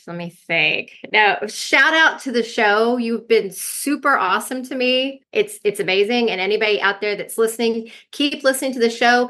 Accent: Texas, United States; we're from Wrangler. Texas.

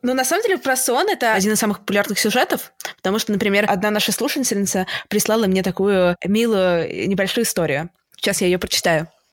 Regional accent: Saint Petersburg, Russia; мы оба из Питера

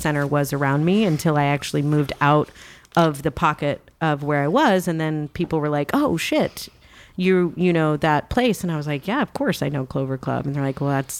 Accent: St. Louis, Missouri, United States; now in Tampa, United States; I'm originally from St. Louis

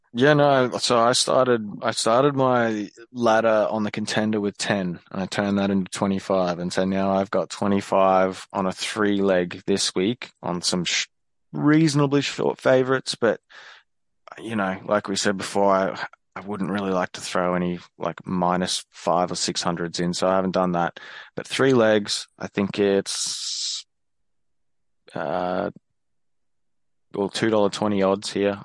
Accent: Australia; as an Aussie

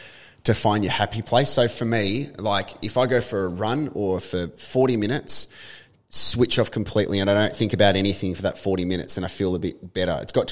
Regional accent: Tasmania, Australia; I grew up in Tasmania, so we're talking about all things Tasmania

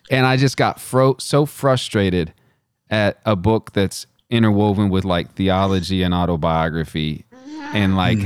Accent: West Texas, United States; I'm from West Texas

